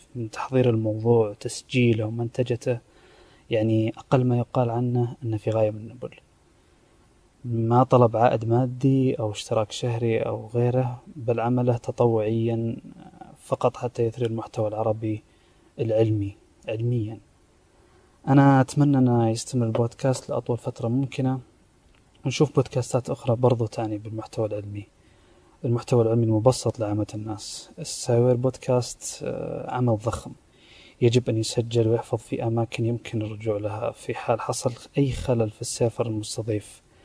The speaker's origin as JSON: {"language": "Arabic", "country": "Saudi Arabia", "said": "من المملكة العربية السعودية"}